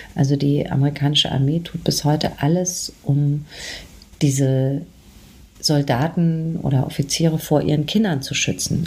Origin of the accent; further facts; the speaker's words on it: Aschaffenburg, Bavaria, Germany; bin ich in der Nähe von Frankfurt aufgewachsen, in Aschaffenburg